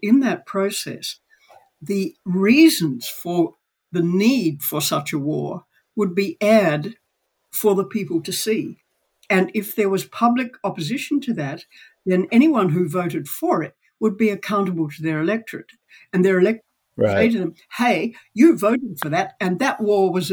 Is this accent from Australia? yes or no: yes; Australia